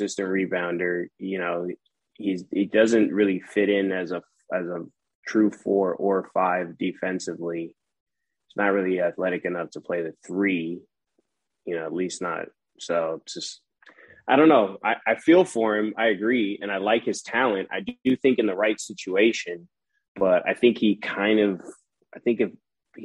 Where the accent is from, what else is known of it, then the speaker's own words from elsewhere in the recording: Bay Area, California, United States; I'm from the Bay Area